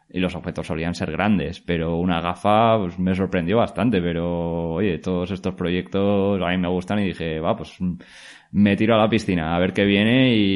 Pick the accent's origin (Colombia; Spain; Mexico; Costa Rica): Spain; La Rioja; now in Valencia, Spain; Pues bueno, mi historia, yo soy de, originario de La Rioja, aunque ahora vivo aquí en Valencia.